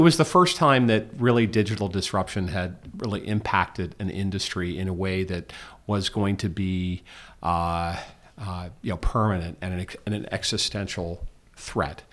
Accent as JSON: {"language": "English", "town": "Georgetown", "country": "United States", "tie": "born or raised there", "moved": "yes", "lives_now": "New York, United States", "said": "Growing up in Georgetown, half the clubs would have live bands."}